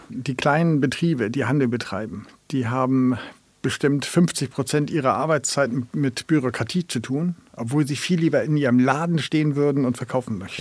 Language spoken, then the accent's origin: German; Germany; now in Kiel, Germany; als Deutsche